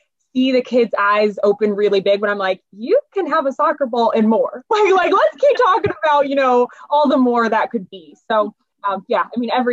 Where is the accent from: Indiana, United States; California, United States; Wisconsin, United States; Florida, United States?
Indiana, United States; Indianapolis; moved away as an adult; now in Bloomington, United States; So I am actually from Indianapolis, born and raised in Indianapolis, Eagle Creek area, northwest side.